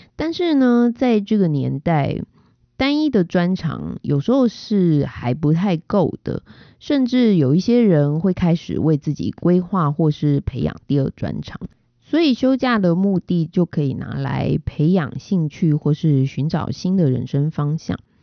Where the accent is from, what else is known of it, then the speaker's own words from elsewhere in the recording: Taiwan; 身为台湾人实在是很骄傲，也很幸福